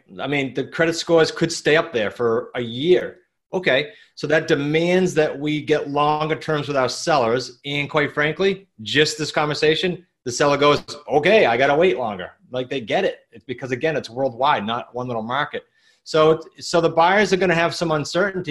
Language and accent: English; New England, United States; accent: New England; my New England accent